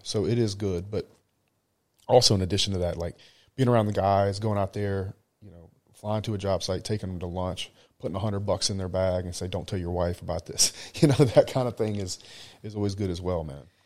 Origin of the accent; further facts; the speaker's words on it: United States; now in Dubai, United Arab Emirates; I'm American